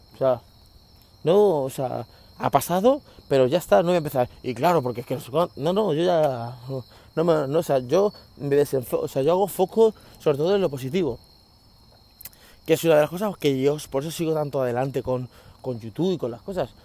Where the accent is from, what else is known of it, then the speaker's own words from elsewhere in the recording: Spain; los españoles comemos pan